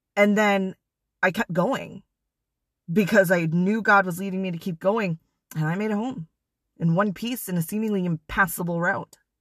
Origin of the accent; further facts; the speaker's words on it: Wisconsin, United States; moved away; I'm originally from Wisconsin